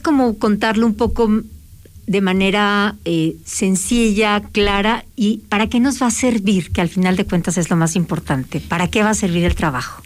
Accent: Mexico; todos existimos como mexicanos

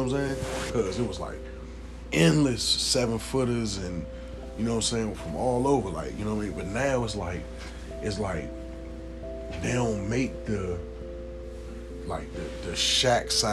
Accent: United States

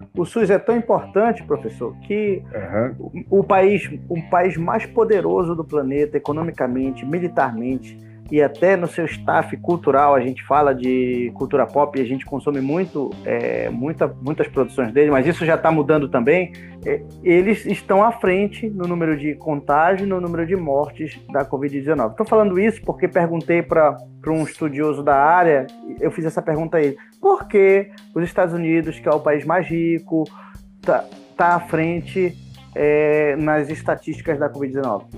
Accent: Santa Isabel, Brazil; eu nunca saí de Santa Isabel

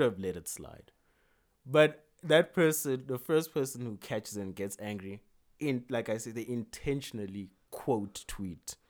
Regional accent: South Africa

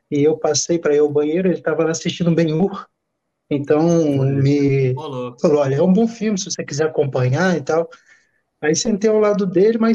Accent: Campos dos Goytacazes, Rio de Janeiro, Brazil; Eu sou do, natural da, do interior de, do Rio, na né, cidade de Campos Goitacazes

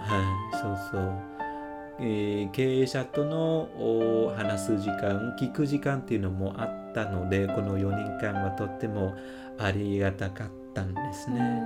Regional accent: Northern Vietnam, Vietnam; Japanese is a second language; moved away as an adult; also born or lived in Ho Chi Minh City, Vietnam; now in Japan; 北出身なんですけれども

